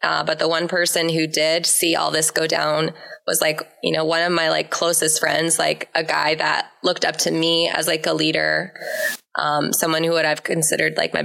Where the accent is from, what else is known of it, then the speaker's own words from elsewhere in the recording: Minneapolis, Minnesota, United States; I'm originally from the Twin Cities, grew up in the church